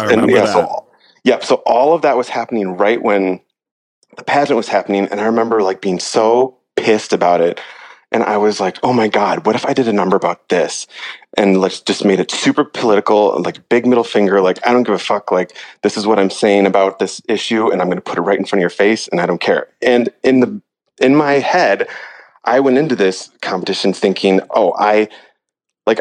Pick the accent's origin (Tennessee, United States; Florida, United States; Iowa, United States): Iowa, United States; now in San Francisco, United States; I'm from Iowa